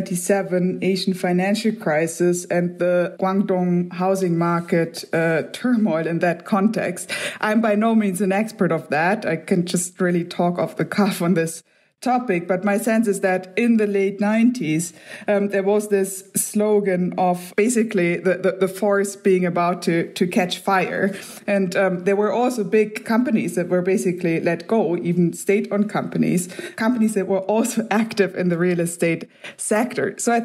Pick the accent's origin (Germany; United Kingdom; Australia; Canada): Germany; or I'm from Germany, clearly beyond what people in Germany are doing.